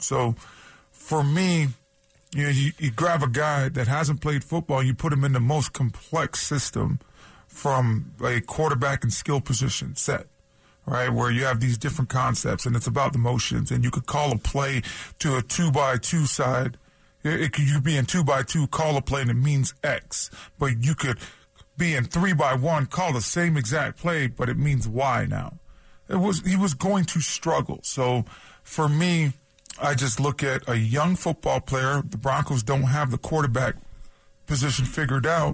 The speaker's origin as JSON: {"language": "English", "town": "Toronto", "region": "Ontario", "country": "Canada", "tie": "born or raised there", "also_born_or_lived": "San Diego", "moved": "yes", "said": "as a kid, you know, growing up in Toronto"}